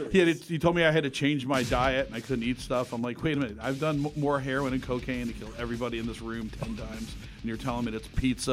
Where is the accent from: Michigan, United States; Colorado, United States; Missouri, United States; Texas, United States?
Michigan, United States; Detroit; now in New York, United States; I told you I was from Detroit. And I moved to New York in the 80s